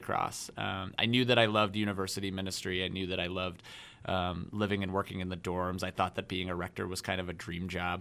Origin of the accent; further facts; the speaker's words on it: Denver, Colorado, United States; moved away as an adult; I came to Notre Dame from Denver, Colorado